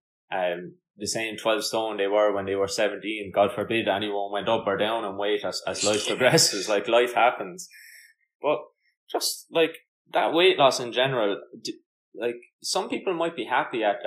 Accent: Ireland; moved away; being Irish

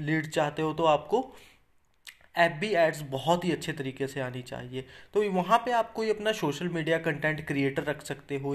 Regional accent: Chandigarh, India; मान के चलो मैं जैसे चंडीगढ़ से बिलोंग करता हूँ अगर आपको चंडीगढ़ में कोई फ्लैट बेचना है

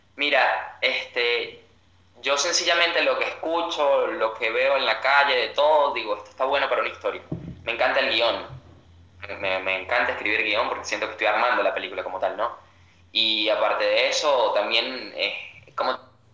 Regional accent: Maracay, Aragua, Venezuela; moved away as an adult; now in Buenos Aires, Argentina; soy de un sitio llamado Maracay, en Venezuela

